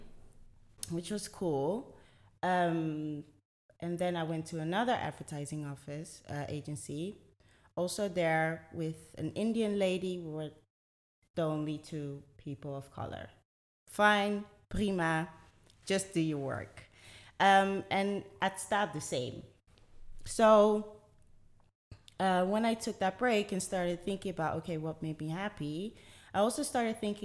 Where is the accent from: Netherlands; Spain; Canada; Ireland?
Netherlands; Delft, South Holland; a Ghanaian woman, born and raised in the Netherlands. I speak Dutch.